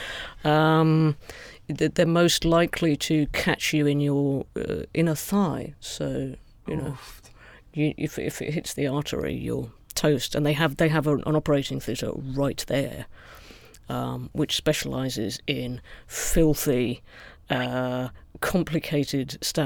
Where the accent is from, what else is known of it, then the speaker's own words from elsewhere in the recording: United Kingdom; as a British person